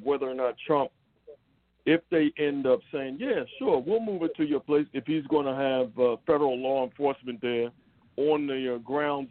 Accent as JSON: {"language": "English", "town": "Philadelphia", "region": "Pennsylvania", "country": "United States", "said": "we're from Philadelphia"}